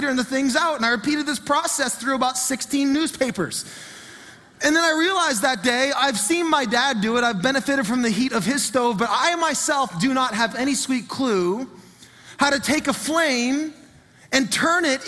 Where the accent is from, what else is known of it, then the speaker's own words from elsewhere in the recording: Fredericton, New Brunswick, Canada; the home I grew up in was in Marysville in Fredericton.